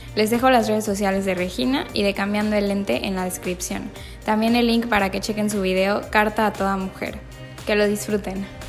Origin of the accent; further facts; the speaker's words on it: Mexico; somos los mexicanos